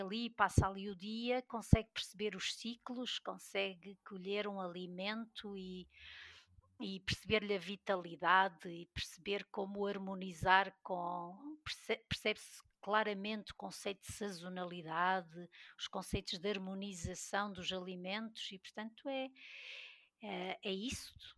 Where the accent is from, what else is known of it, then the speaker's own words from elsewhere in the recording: Peso da Régua, Norte, Portugal; now in Vila Real, Portugal; sou do Douro, da Régua, mas vivo em Vila Real